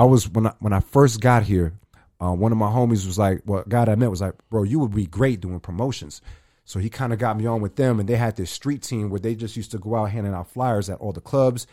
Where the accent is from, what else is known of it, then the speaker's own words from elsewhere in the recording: New York City, New York, United States; now in Arizona, United States; I'm originally from New York. I'm from the Bronx.